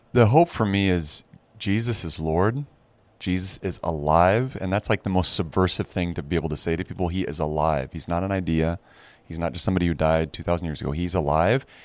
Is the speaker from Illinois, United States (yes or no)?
yes; Arcola, Illinois, United States; moved away as an adult; also born or lived in France; now in Chicago, United States; I'm the fifth generation to have lived in Arcola